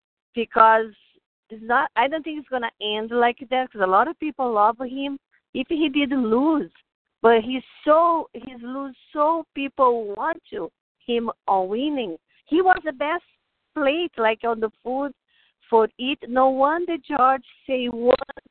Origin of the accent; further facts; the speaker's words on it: Brazil; English is a second language; moved away as an adult; now in United States; I am from Brazil. No, I've been here long time, like 25 years. My English is still